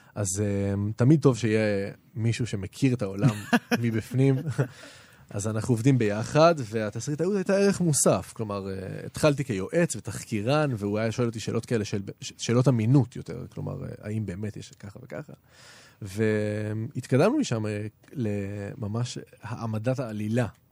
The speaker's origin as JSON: {"language": "Hebrew", "town": "Jerusalem", "region": "Jerusalem District", "country": "Israel", "tie": "born or raised there", "said": "גדלתי בירושלים, נולדתי בירושלים."}